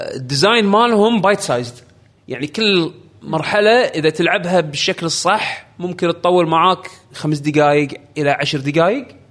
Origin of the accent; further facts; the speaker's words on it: Saudi Arabia; عندنا بالسعوديه